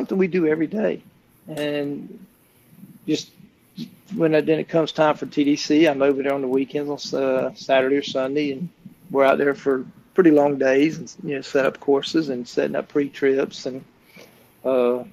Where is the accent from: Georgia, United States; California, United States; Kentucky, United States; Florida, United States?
Florida, United States; I'm from Florida